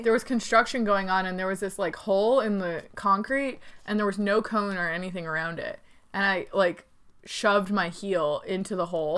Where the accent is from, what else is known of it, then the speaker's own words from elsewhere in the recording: Connecticut, United States; now in Charlotte, United States; we grew up in Connecticut